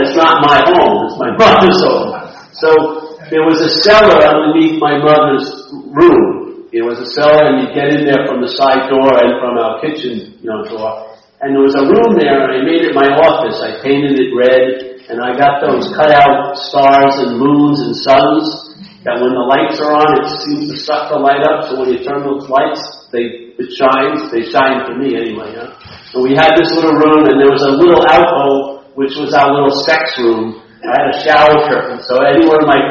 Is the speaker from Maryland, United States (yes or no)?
no; Rockville Centre, New York, United States; my hometown. In Rockville Center